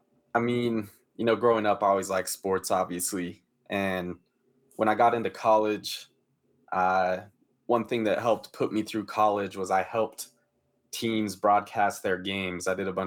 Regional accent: Denver, Colorado, United States; I grew up in Denver, so, you know, it's a big football city. And so obviously grew up a Broncos fan

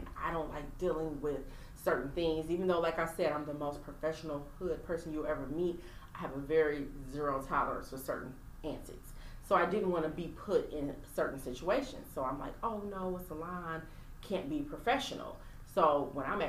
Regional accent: Pontiac, Michigan, United States; I'm from Pontiac, Michigan

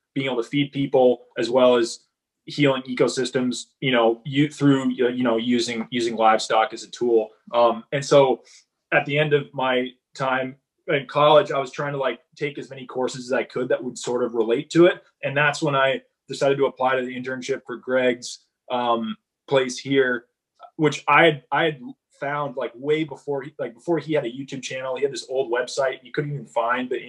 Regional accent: Massachusetts, United States; moved away; I'm originally from Massachusetts.

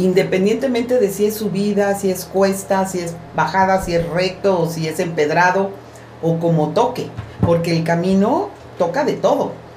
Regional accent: Veracruz, Mexico; moved away; yo soy de Veracruz

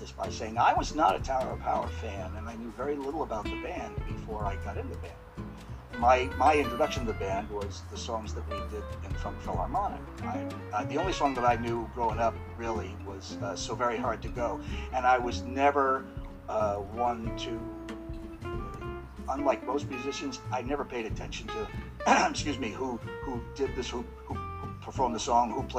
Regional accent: Plympton, Massachusetts, United States; moved away as an adult; also born or lived in New York; I grew up in Massachusetts in a little town called Plimpton. The population was 500.

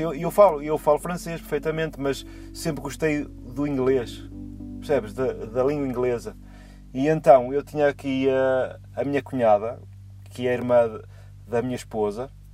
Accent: São João da Madeira, Aveiro District, Portugal; moved away as an adult; now in Wrexham, United Kingdom; tenho 43 anos de idade e sou de São João da Madeira

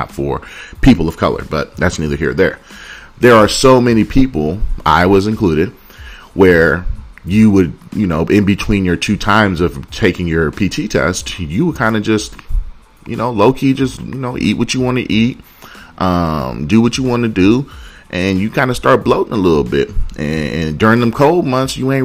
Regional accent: Oakland, California, United States; I'm from Oakland, California

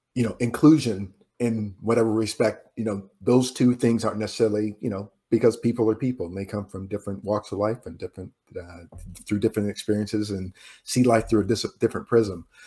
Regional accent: Indiana, United States; moved away; also born or lived in New York; I'm from Indiana

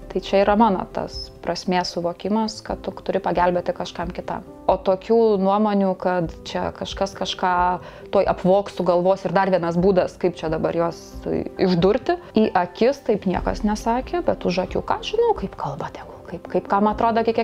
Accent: Samogitia, Lithuania; aš žemaitė, aš kantrybės turiu

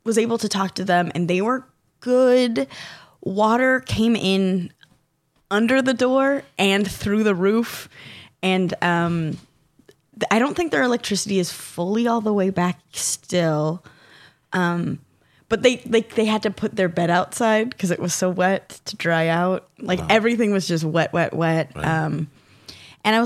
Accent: Southern California, United States; I'm from Southern California

